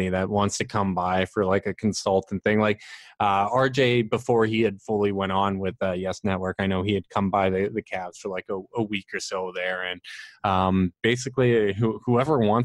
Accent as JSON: {"language": "English", "country": "Canada", "said": "I'm the Canadian"}